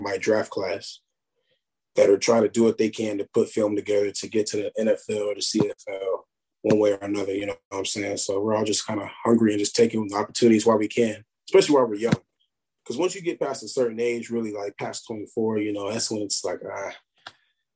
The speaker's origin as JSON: {"language": "English", "town": "Murray", "region": "Kentucky", "country": "United States", "tie": "born or raised there", "said": "that's my hometown, you know, I take a lot of pride coming from Murray"}